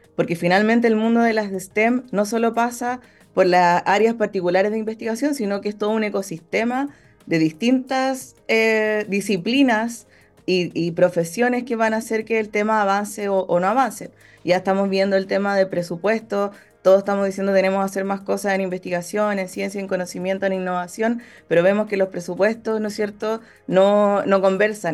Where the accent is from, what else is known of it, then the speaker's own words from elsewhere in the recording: Santiago, Santiago Metropolitan Region, Chile; moved away as an adult; also born or lived in Concepción / Atacama; Soy santiaguina, eh, santiaguina rehabilitada, siempre yo lo menciono porque... Estudié el pregrado y el posgrado en Santiago